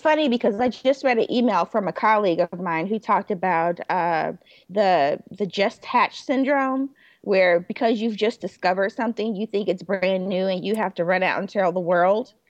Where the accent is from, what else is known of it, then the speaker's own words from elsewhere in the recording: Chicago, Illinois, United States; I grew up in Roseland